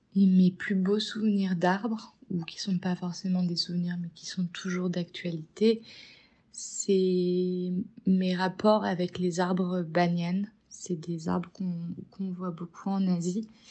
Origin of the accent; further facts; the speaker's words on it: Paris, Île-de-France, France; also born or lived in Marseille / Bali; je suis née à Paris